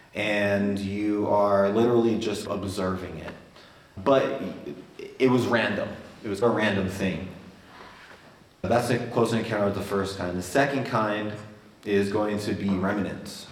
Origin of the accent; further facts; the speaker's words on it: Albuquerque, New Mexico, United States; I was raised here in Albuquerque